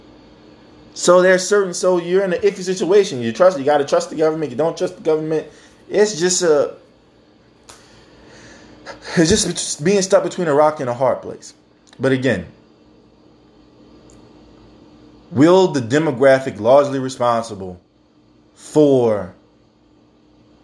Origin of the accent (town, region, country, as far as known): United States